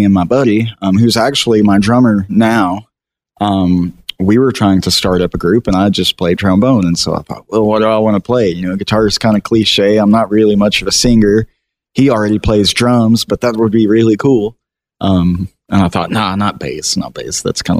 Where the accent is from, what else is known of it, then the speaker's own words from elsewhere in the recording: Hooks, Texas, United States; So I was born and raised around the Texarkana area, a little town called Hooks, Texas.